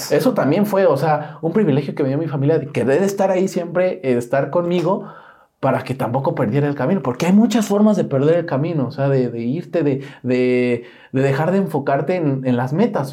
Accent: Mexico; ahí vivo por Cuapa, ¿no? Que crecí en Cuapa. Y yo dije, soy de Cuapa.

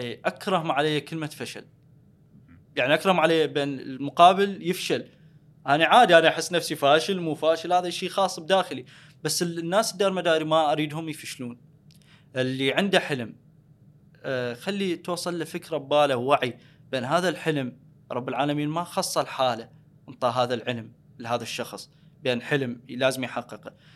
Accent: Al Anbar, Iraq; انا من الانبار

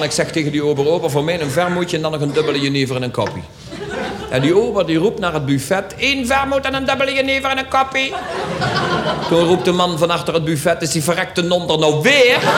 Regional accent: Schin op Geul, Limburg, Netherlands; ooit je nog een puul, zeggen ze bij ons in Schin op {S255} Guul.

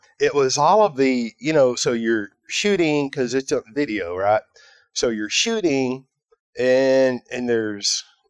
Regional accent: Texas, United States; I'm from Texas.

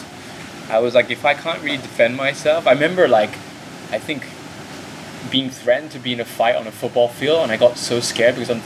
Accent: Hong Kong; growing up in Hong Kong

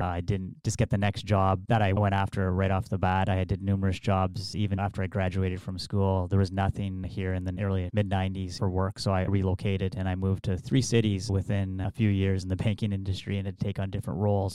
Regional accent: Sault Ste. Marie, Ontario, Canada; I grew up in the West End, attended Ardmore Public School, went on to Cora Collegiate

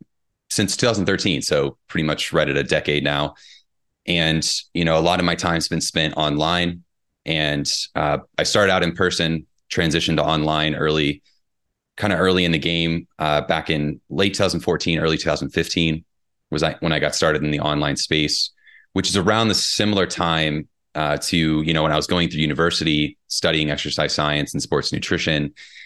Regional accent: Indiana, United States; She's from Kentucky. I'm from Southern Indiana. We grew up 30 miles apart, but we actually met while we were both in England.

